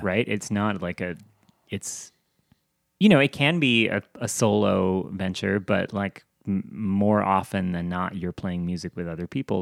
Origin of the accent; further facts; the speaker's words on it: outside of New York City, United States; moved away as an adult; now in Los Angeles, United States; I grew up outside of New York City